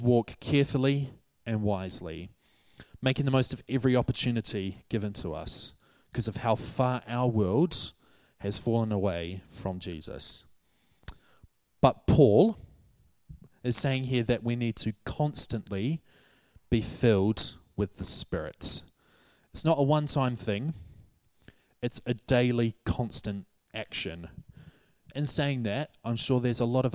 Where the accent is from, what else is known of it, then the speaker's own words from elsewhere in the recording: New Zealand; moved away as an adult; now in Hatfield, United Kingdom; my home country, New Zealand